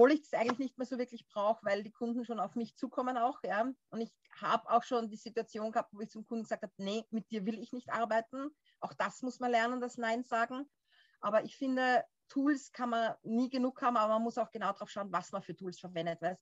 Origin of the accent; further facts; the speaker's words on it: Austria; ich komme ja, wie gesagt, aus Österreich